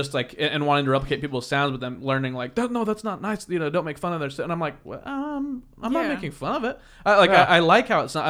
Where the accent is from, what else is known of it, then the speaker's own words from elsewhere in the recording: Kansas, United States; I'm from Kansas and my voice is ridiculous.